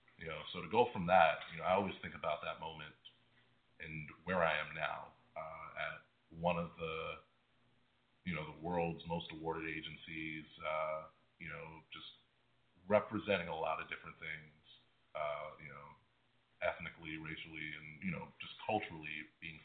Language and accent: English; New York City, New York, United States; I'm from New York. I'm involved with the two advertising high schools, with college kids, you know, in the local area. You know, I am a local product